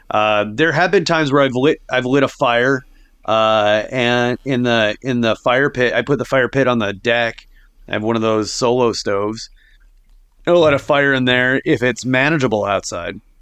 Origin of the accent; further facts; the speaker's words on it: Sioux Falls, South Dakota, United States; I grew up in Sioux Falls